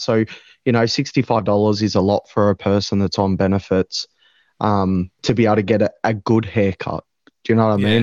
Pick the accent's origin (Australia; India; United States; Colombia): Australia; Maui, Victoria; I grew up around Maui. I was raised around Maui.